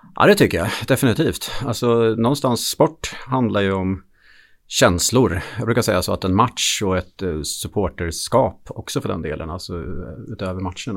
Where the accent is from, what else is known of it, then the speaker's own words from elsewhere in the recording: Gotland, Sweden; jag är född på Gotland då, så att eh, jag skulle börja spela hockey i Visby AIK. Och jag var, tror jag, sex år gammal